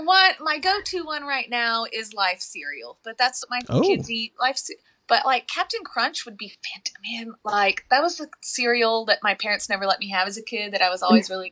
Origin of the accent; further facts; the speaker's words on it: Garland, Texas, United States; moved away as an adult; now in Waco, United States; I'm from the Dallas area, so I'm from Garland.